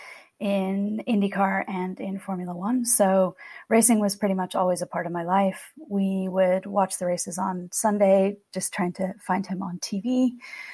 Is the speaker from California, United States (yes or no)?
yes; California, United States; moved away as an adult; also born or lived in Europe; we are from California. In fact, we come from a long line of farmers here in Ventura County in California.